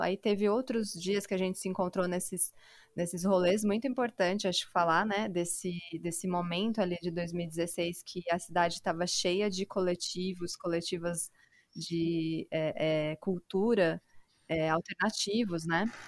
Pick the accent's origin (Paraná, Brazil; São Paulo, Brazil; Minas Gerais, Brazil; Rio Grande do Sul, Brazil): São Paulo, Brazil; moved away as an adult; now in Jundiaí, Brazil; eu sou da periferia de São Paulo, né, do Grajaú